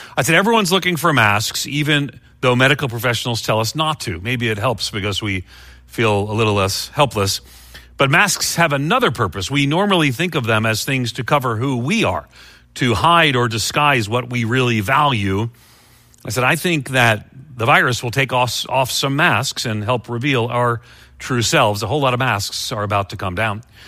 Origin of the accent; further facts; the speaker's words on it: Long Island, New York, United States; I grew up on Long Island, just outside of New York City